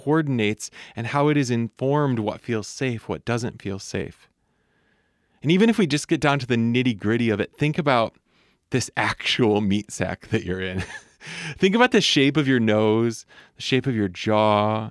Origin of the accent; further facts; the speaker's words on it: Michigan, United States; accent: Midwestern; I'm aware that I sound pretty Midwestern. I do my best not to lean into that accent too hard, but I know that that I sound like I'm from Michigan, where I'm from.